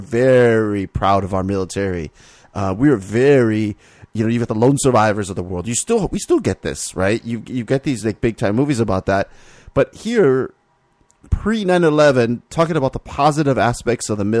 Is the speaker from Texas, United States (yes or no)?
no; Miami, Florida, United States; I grew up in Miami